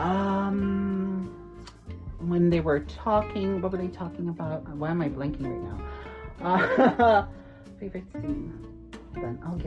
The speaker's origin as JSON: {"language": "English", "country": "North Macedonia", "tie": "born or raised there", "moved": "as an adult", "said": "I grew up in Macedonia"}